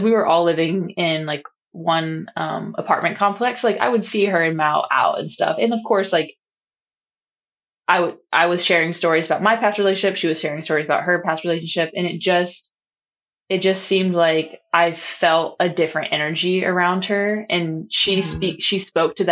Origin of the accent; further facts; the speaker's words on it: North Carolina, United States; accent: Southern; now in Hawaii, United States; I'm from North Carolina.